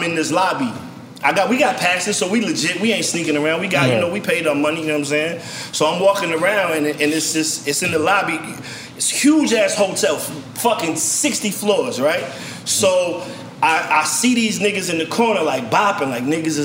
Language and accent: English; Virginia, United States; I'm from Virginia